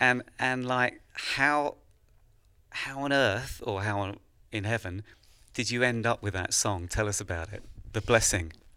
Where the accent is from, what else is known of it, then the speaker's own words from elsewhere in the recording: England, United Kingdom; as an Englishman traveling to America